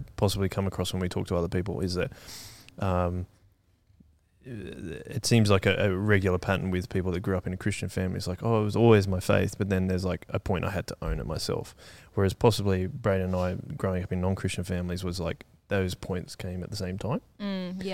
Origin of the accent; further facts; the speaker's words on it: Canberra, Australian Capital Territory, Australia; We were both born in Canberra.